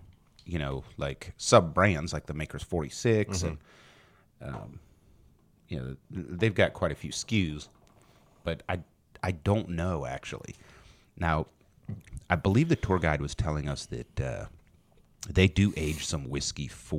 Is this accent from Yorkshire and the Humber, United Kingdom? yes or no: no; Scotland, United Kingdom; I'm Scottish. I can't just drink a shot.